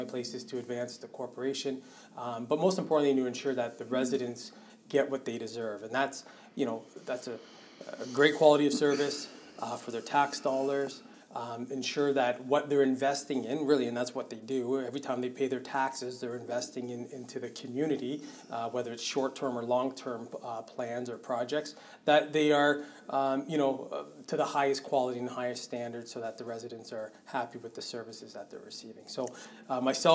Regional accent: Richmond Hill, Ontario, Canada; also born or lived in Barrie, Ontario; now in Sarnia, Canada; born and raised in Richmond Hill, Ontario.

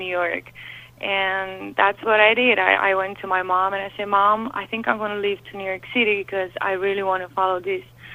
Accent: Romania; English is a second language; now in United States; my English wasn't quite good. As you can hear, I have an accent. So I came from Romania

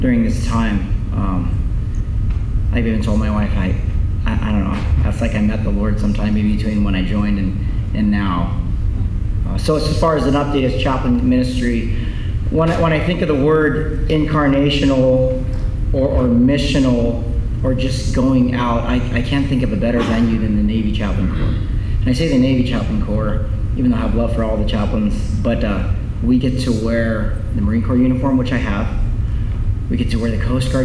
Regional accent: Philippines; I'm Filipino

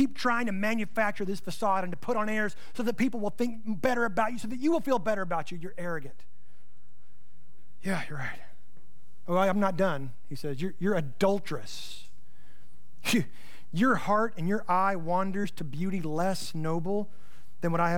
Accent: United States; I'm from the Panhandle

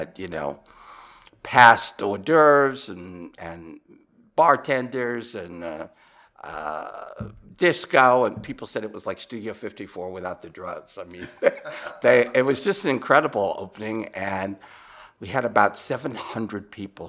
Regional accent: United States; accent: American; my American accent

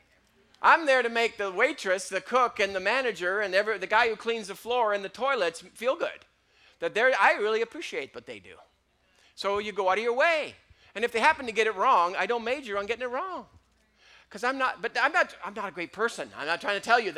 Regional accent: Canada; I'm Canadian

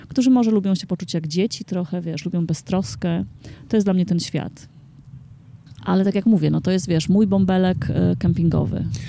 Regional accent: Warmian-Masurian Voivodeship, Poland; now in Warsaw, Poland; jestem z Mazur

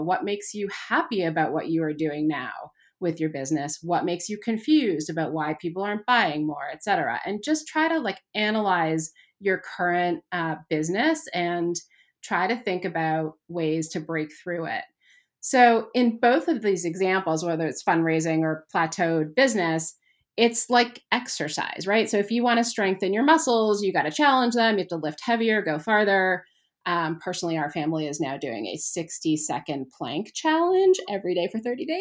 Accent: Canada; I grew up in Canada

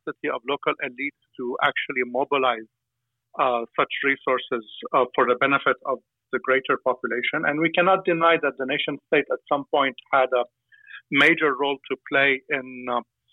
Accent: Aleppo, Aleppo Governorate, Syria; I come from a family in Aleppo

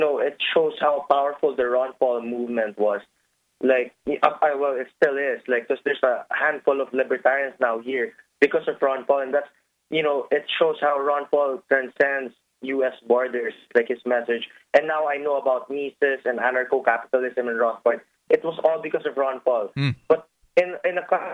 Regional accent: Philippines; I'm from the Philippines

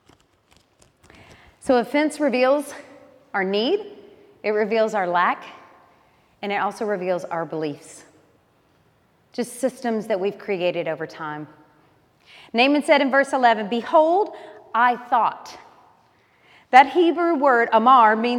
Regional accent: Alabama, United States; I grew up in Alabama

